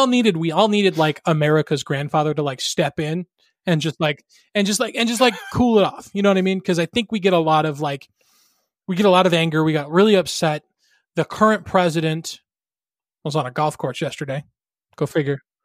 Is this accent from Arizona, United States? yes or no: yes; Arizona, United States; my home state, the great state of Arizona